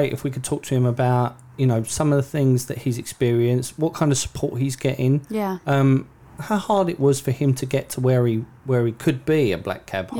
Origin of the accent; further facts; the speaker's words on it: London, United Kingdom; I grew up in London